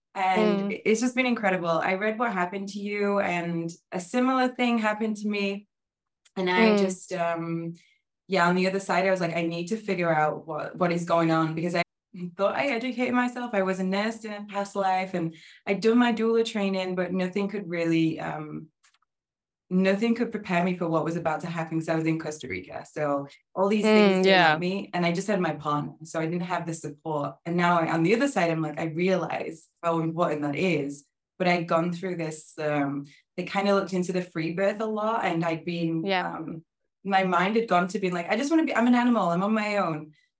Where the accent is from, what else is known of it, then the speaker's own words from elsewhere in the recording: England, United Kingdom; I'm from England originally.